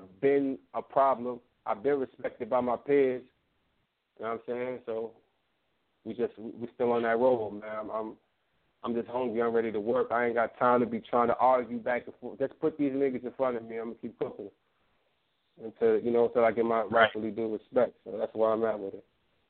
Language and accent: English; Atlanta, Georgia, United States; also born or lived in Brooklyn, United States; Yeah, I'm from Atlanta, but I was raised back and forth. So like, I rep Brooklyn too. My whole family's from Brooklyn. I was raised in Brooklyn, off and on.